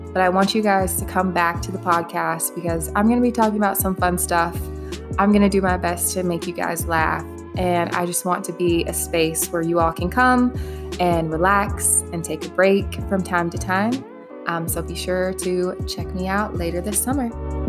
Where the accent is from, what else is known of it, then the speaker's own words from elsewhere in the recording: the South, Alabama, United States; moved away as an adult; also born or lived in Minneapolis, Minnesota; now in Dallas, United States; I was born and raised in the South